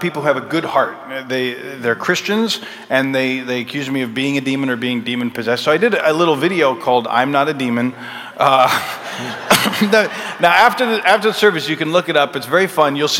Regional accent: Minnesota, United States; We would travel with our church, which I grew up in Minnesota

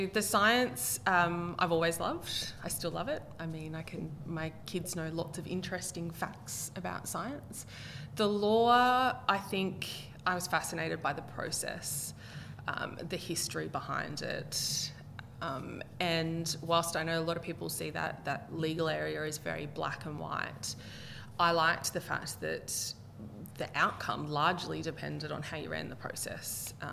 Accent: Gunnedah, New South Wales, Australia; moved away as an adult; also born or lived in Queensland; I grew up in Gunnedah, New South Wales. Okay. So I did all of my schooling there

